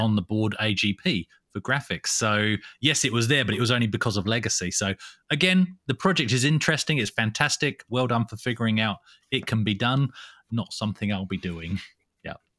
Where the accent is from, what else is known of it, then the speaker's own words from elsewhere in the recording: England, United Kingdom; moved away; I'm from England